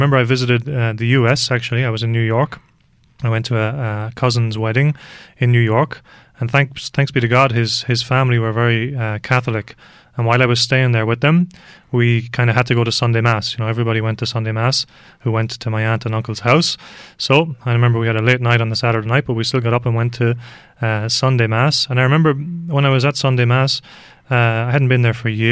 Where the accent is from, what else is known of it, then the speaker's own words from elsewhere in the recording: London, United Kingdom; moved away; also born or lived in Dublin, Ireland; I was born in England